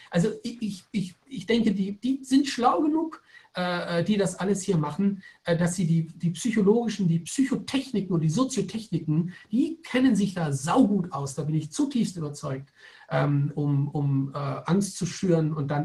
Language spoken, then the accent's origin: German; Germany; Ich bin selber in Deutschland geboren und aufgewachsen, also ich bin durchaus sehr deutsch sozialisiert.